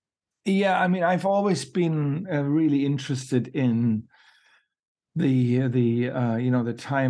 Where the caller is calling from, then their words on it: Iceland; It's late where I am. Mm-hmm. I'm speaking from Iceland, and I've had a long shooting day.